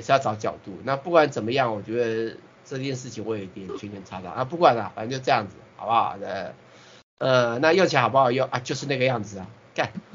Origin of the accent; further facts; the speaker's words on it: Taiwan; 我是台湾的啦